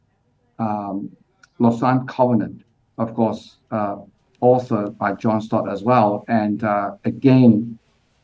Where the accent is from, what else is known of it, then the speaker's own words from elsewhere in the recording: Hong Kong; moved away as an adult; also born or lived in Australia / United Kingdom / Pakistan; now in Singapore; I grew up in Hong Kong, but currently based in Singapore. But at the age of 18, I went to Australia